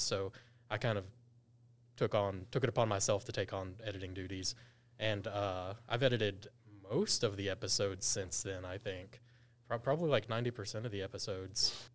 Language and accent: English; Gastonia, North Carolina, United States; I'm from Gaston County